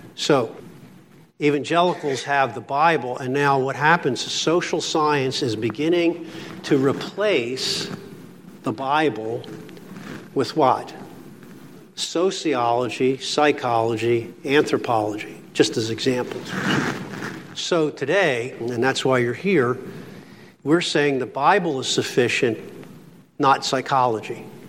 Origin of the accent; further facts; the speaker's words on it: Philadelphia, Pennsylvania, United States; now in Pittsburgh, United States; I'm from Philly